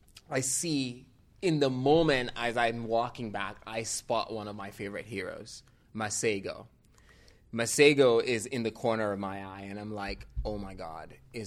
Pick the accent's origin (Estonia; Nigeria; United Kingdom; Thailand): Nigeria; now in San Francisco, United States; I'm like, yeah, I'm from Nigeria, but I've lived here long enough now.